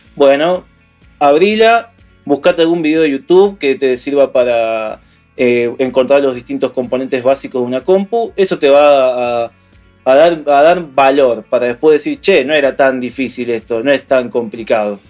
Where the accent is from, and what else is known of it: Argentina